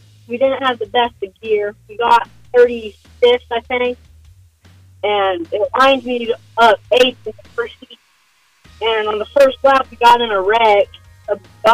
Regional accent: Jetmore, Kansas, United States; I'm from Jetmore, Kansas

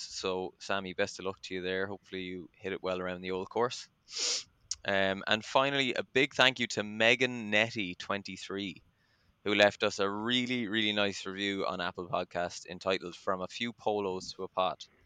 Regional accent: Cork, Munster, Ireland; now in Dublin, Ireland; I would respond by saying we are from Cork but I have been out of Cork for 15 or so years now, living in Dublin.

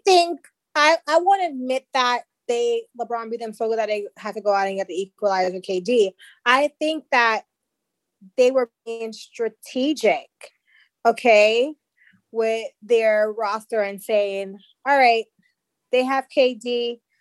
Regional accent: Jamaica; I'm Jamaican

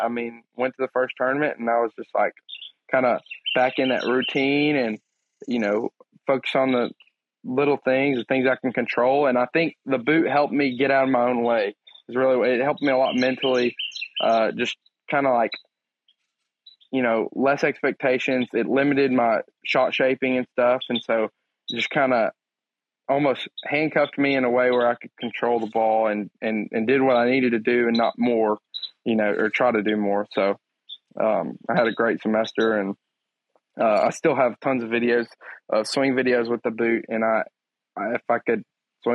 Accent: Crockett, Texas, United States; I'm from Crockett, Texas

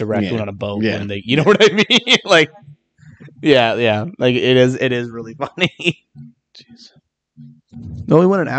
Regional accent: Sylvania, Ohio, United States; also born or lived in Michigan; technically we were born in Sylvania.

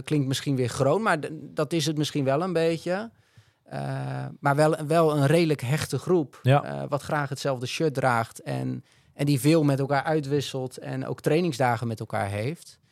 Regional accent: Netherlands; wij als Nederlanders

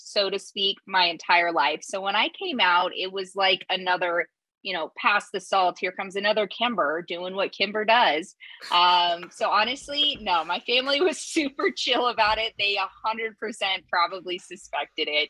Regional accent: Lubbock, Texas, United States; I grew up in Lubbock, Texas.

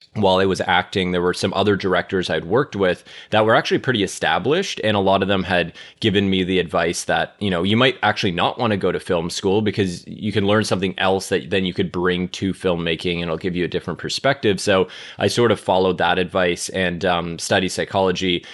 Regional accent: Toronto, Ontario, Canada; moved away as an adult; now in Los Angeles, United States; I grew up in Toronto

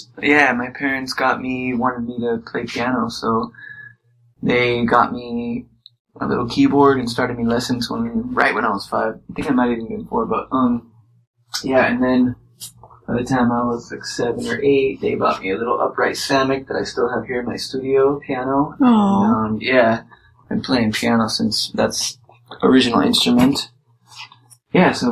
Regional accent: San Diego, California, United States; born and raised in San Diego.

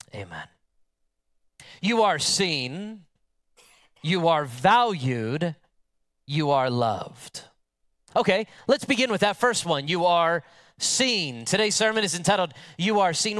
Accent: United States; an American with modern English

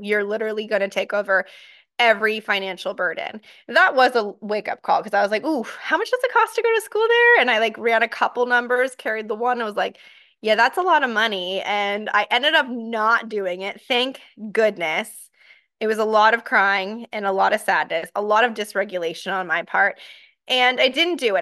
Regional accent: Encinitas, California, United States; moved away as an adult; also born or lived in Ohio; I grew up in Encinitas, La Costa area

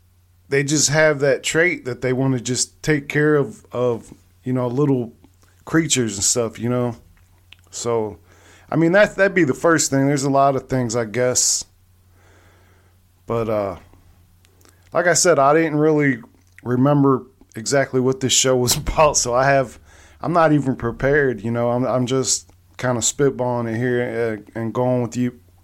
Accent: Long Beach, California, United States; born there; I mean, I was born out there because my dad was in the military. I was also in the military, but I was born out there in Long Beach.

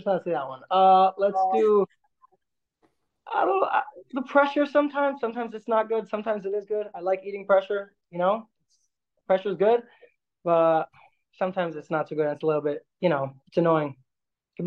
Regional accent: New York City, New York, United States; moved away as an adult; now in Jerusalem, Israel; I am 21 from Brooklyn, New York, currently living in Jerusalem, Israel

